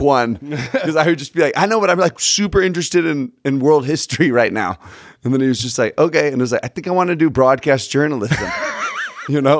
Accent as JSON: {"language": "English", "town": "Sugar Land", "region": "Texas", "country": "United States", "tie": "born or raised there", "moved": "as an adult", "lives_now": "Utah, United States", "said": "I grew up in, uh, Houston, right outside of Houston"}